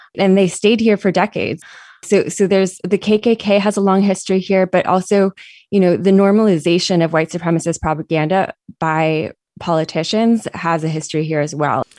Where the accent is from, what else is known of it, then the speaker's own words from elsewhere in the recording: San Diego, California, United States; I grew up here in San Diego um, in the South Bay